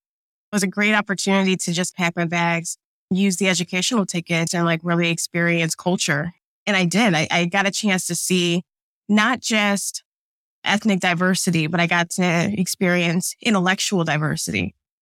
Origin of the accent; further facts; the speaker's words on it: Midwest, United States; also born or lived in New Jersey; now in Atlanta, United States; Like, I grew up in the Midwest, but then I lived in New Jersey, traveled to New York for a bit. Now I'm in Atlanta.